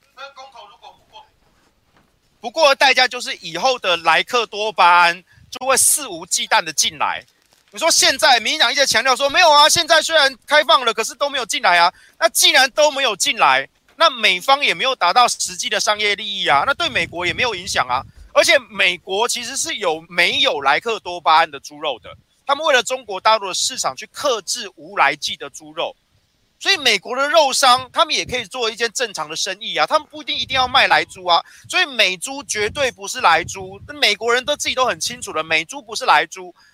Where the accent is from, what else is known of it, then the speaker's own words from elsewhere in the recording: Taiwan; 我们台湾人